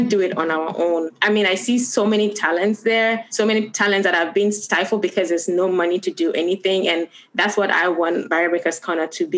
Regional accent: Gambia; moved away; also born or lived in Ghana; I'm from Ghana, but I've been in Gambia from when I was 4 years old. And that's the only home I know.

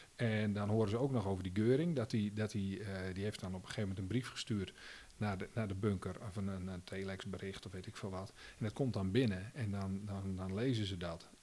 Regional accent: Netherlands; Als Nederlander

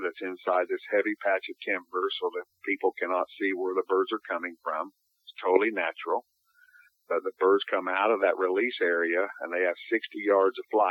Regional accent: United States; I'm an American hunter

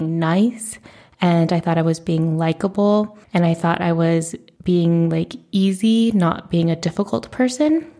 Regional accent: United States; I am a first generation Asian American in the United States

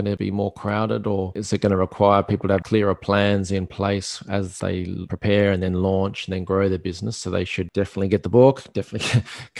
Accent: Perth, Western Australia, Australia; I'm from Perth in Australia

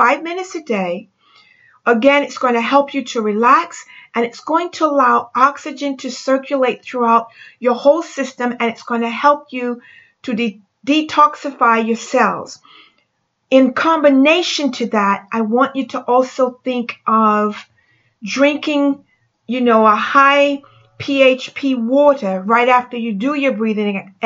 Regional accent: France; moved away; I'm from France

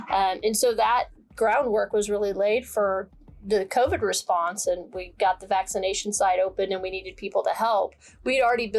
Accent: Oklahoma, United States; moved away as an adult; now in Dallas, United States; I grew up in Oklahoma, small town.

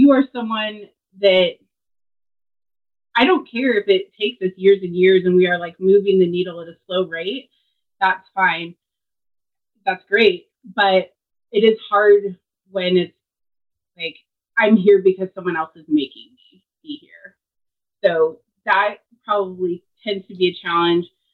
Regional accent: Seattle, Washington, United States; moved away; also born or lived in Tennessee; I am originally from the Seattle area

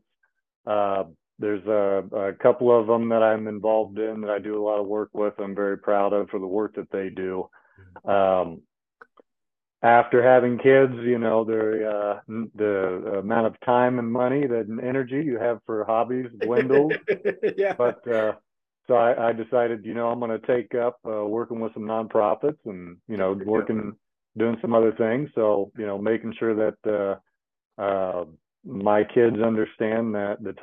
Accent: Kokomo, Indiana, United States; I was born and raised right here in Kokomo, Indiana

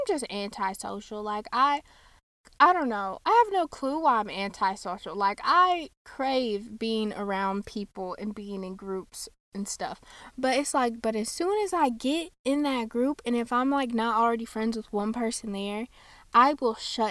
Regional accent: United States; I'm American

